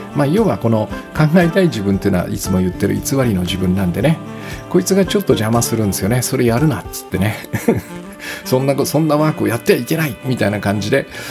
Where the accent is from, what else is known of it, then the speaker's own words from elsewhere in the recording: Kisarazu, Chiba, Japan; moved away; 私の実家が千葉のね君津という場所で、まあ、木更津かな今はうん木更津という場所で